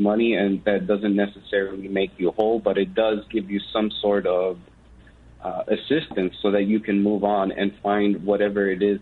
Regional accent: Chicago, Illinois, United States; I'm actually from Chicago, so I drive out to the, you know, Milwaukee office.

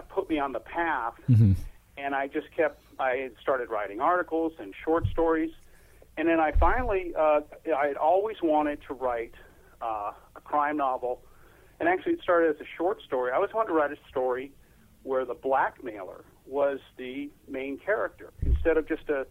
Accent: Los Angeles, California, United States; I was born and raised in the South Bay

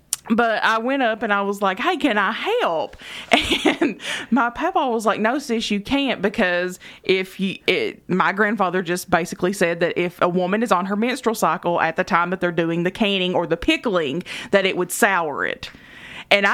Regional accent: Eastern Kentucky, United States; We're from Eastern Kentucky

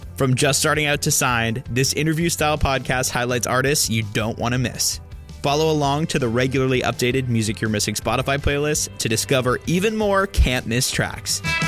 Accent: Boston, Massachusetts, United States; I grew up in the Boston area

